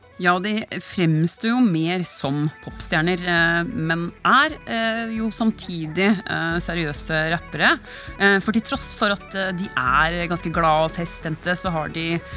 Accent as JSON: {"language": "Norwegian", "country": "Norway", "said": "vi nordmenn"}